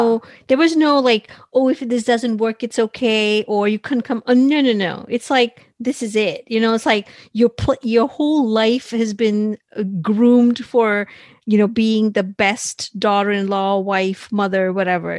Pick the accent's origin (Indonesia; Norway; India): India; moved away; I loved being in India